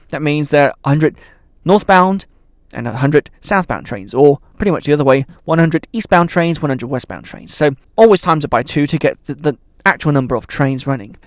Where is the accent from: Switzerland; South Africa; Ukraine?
Switzerland; moved away; I grew up in Switzerland